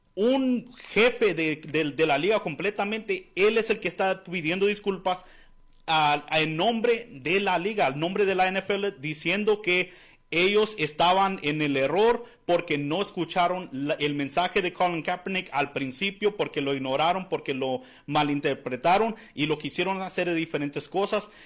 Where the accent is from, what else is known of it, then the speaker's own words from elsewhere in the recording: Arizona, United States; soy de aquí de Arizona